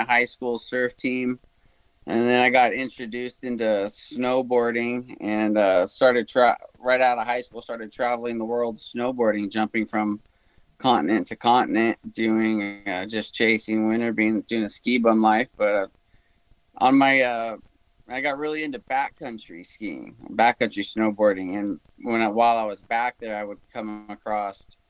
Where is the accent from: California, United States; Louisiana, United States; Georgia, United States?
California, United States; Huntington Beach; I was born and raised about an hour south of Los Angeles in a surfing community called Huntington Beach